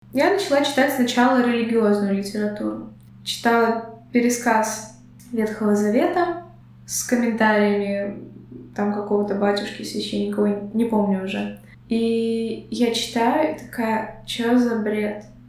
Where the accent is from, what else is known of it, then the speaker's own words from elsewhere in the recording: Belarus; now in Latvia; я из Беларуси, но я говорила по-латышски. На тот момент, э, проживая в Латвии, уже на протяжении двух лет